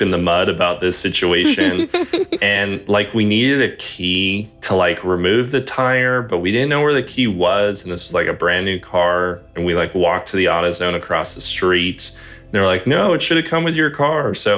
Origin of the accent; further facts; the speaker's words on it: Los Angeles, California, United States; I'm from Los Angeles